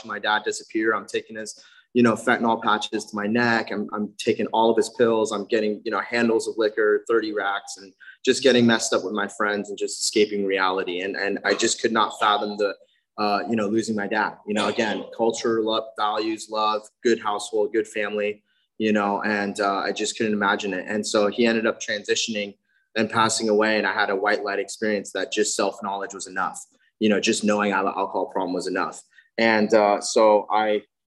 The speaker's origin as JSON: {"language": "English", "area": "South Bay", "region": "California", "country": "United States", "tie": "born or raised there", "also_born_or_lived": "Redondo Beach", "said": "I grew up in the South Bay"}